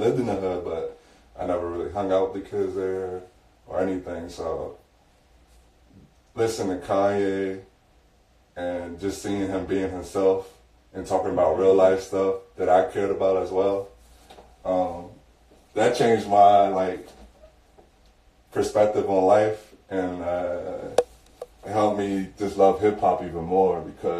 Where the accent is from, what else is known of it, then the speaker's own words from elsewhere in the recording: York, Pennsylvania, United States; moved away; I'm from York, Pennsylvania originally.